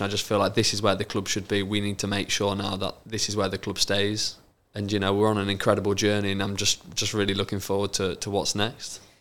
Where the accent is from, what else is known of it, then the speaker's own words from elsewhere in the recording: Lincoln, East Midlands, United Kingdom; I was born in Lincoln